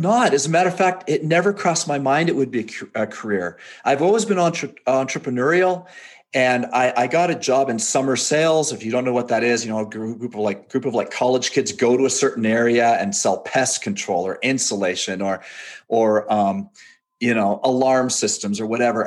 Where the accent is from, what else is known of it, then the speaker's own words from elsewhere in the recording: Canada; moved away as an adult; also born or lived in England; now in Provo, United States; I was born in England, raised in Canada, moved to Utah after I was married